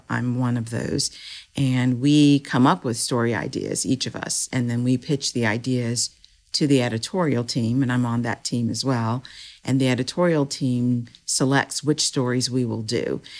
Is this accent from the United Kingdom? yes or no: no; Powhatan, Virginia, United States; I grew up in Powhatan, Virginia